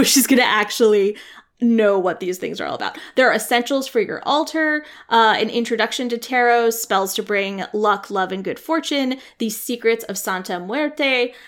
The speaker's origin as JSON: {"language": "English", "region": "England", "country": "United Kingdom", "also_born_or_lived": "Scotland", "said": "My family's so boring. Okay. This is fine. It's like, where are you from? England, but also Scotland."}